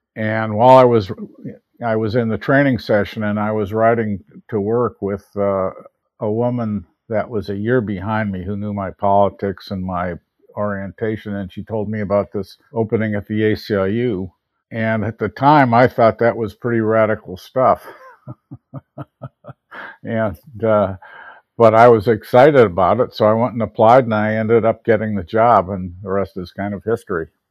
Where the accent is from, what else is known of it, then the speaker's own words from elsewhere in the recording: Park Forest, Illinois, United States; also born or lived in Chicago, Illinois; I was born on the north side of Chicago in the Rogers Park area. Mm-hmm. And we moved to the south suburbs, a place called Park Forest